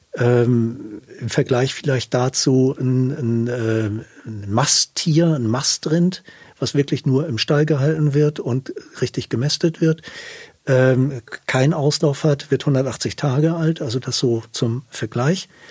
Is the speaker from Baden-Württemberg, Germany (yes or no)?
no; south of Hamburg, Germany; also ich bin im Süden von Hamburg groß geworden